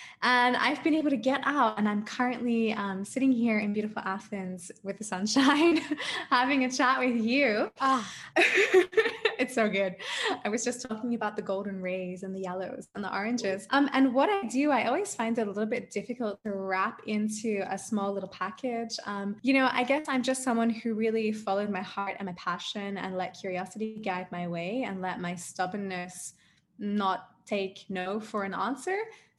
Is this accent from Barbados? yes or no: no; Adelaide, South Australia, Australia; now in Germany; So I'm actually an Australian. I know I don't really sound like an Australian, but I am a blooded Australian. I'm from Adelaide, South Australia.